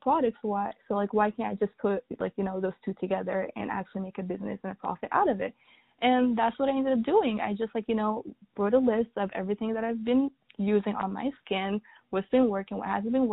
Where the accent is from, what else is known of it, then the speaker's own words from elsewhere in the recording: North Carolina, United States; also born or lived in Sudan; raised in America, same city, same state for like the past 16 years